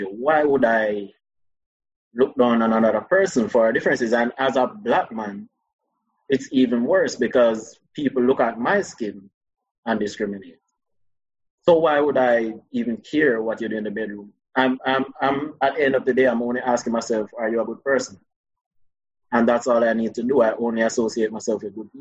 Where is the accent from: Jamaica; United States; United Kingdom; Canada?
Jamaica; Spanish Town, Saint Catherine; I'm from Spanish Town. I went to San Diego High School.